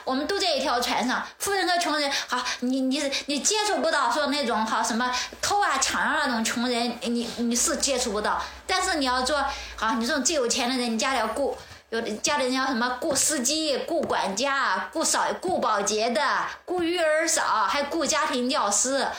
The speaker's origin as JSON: {"language": "Chinese", "town": "Xiangyang", "region": "Hubei", "country": "China", "tie": "born or raised there", "moved": "as an adult", "lives_now": "Beijing, China", "said": "会想到我们老家那襄阳，我在那里生活了二十年。"}